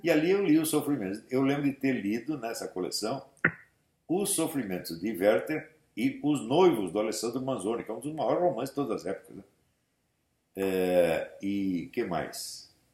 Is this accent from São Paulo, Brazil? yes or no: yes; São Paulo, Brazil; Eu fui criado na Igreja Nossa Senhora da Paz, ali no Glicério